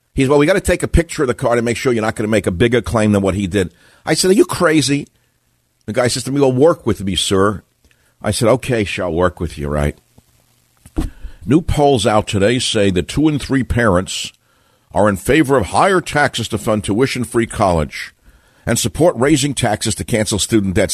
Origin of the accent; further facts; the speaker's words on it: New York City, New York, United States; I'm from Queens.